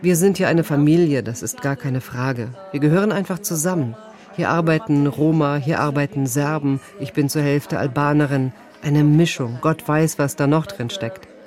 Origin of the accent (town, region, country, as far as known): Kosovo; born or raised there